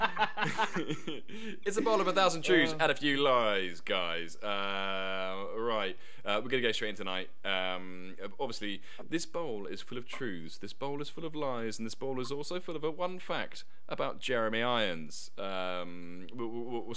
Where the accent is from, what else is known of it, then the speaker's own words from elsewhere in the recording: Gosport, South East England, United Kingdom; I was born in Gosport